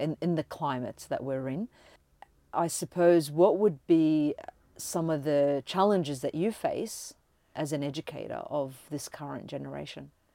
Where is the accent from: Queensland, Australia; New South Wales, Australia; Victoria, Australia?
Victoria, Australia; Melbourne; we're from Melbourne